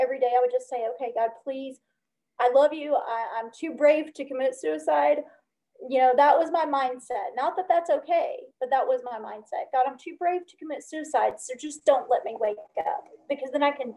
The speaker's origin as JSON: {"language": "English", "region": "Alabama", "country": "United States", "tie": "born or raised there", "also_born_or_lived": "Chicago, Illinois / Northwest Indiana", "moved": "yes", "lives_now": "California, United States", "said": "I lived in Chicago about 26 years, the Chicagoland, Northwest Indiana area, but I grew up in Alabama"}